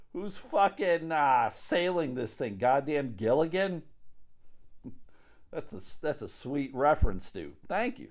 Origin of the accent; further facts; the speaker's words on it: Buffalo, New York, United States; moved away; back home where I grew up in Buffalo, New York